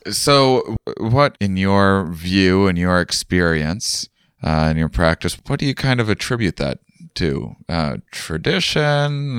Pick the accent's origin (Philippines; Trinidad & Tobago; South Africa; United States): United States; La Crosse, Wisconsin; moved away as an adult; I'm in my hometown at the moment.